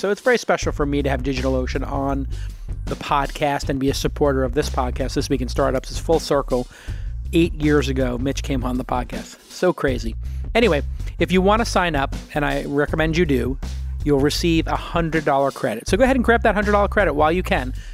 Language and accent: English; New York City, New York, United States; I grew up in Brooklyn